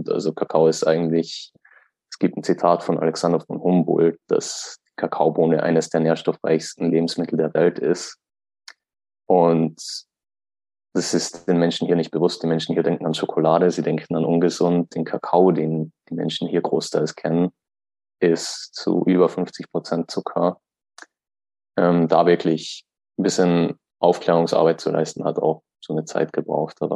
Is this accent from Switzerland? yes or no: no; Austria; Weil wenn du bei uns zum Beispiel in Österreich, also ich komme aus Österreich